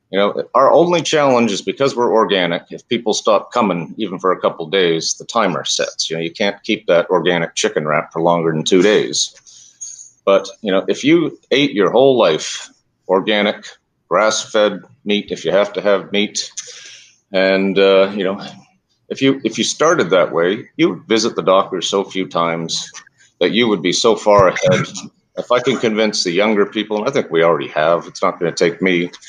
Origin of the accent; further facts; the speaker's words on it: Canada; moved away; I came from Canada just as they legalized marijuana.